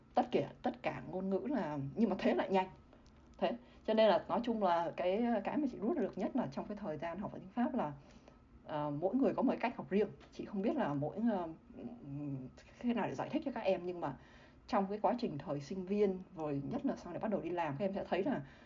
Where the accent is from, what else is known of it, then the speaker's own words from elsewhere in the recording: Vietnam; moved away as an adult; also born or lived in Singapore; chỉ có mình chị ở người Việt Nam